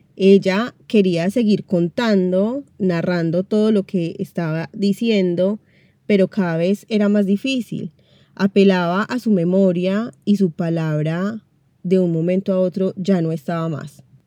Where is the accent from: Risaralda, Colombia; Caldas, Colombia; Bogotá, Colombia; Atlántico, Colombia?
Caldas, Colombia; Manizales; moved away as an adult; now in Buenos Aires, Argentina; Yo soy colombiana, específicamente de la ciudad de Manizales, la tierrita del café, pero vivo en Buenos Aires, Argentina, hace casi 10 años.